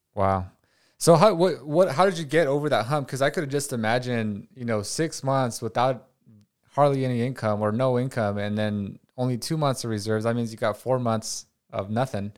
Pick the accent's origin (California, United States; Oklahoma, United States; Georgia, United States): California, United States; Watsonville; moved away; I grew up in Watsonville, where it's like ninety five percent Hispanic